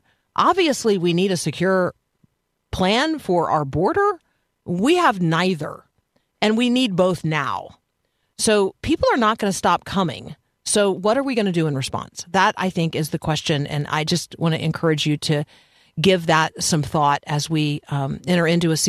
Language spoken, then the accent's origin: English; United States; I am American